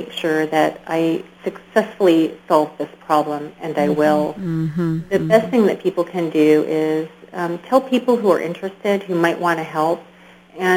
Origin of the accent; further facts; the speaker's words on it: Elizabethtown, Kentucky, United States; as a kid in Kentucky